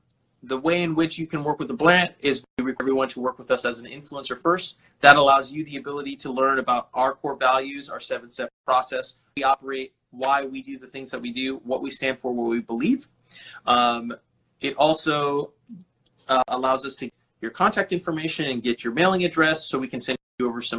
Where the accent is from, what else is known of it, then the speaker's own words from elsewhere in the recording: Delano, California, United States; Guys, hola, amigo, I'm from Delano.